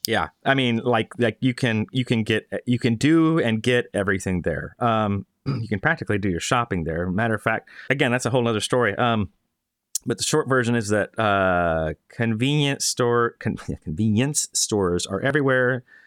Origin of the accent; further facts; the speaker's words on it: Florida, United States; moved away; I'm from Florida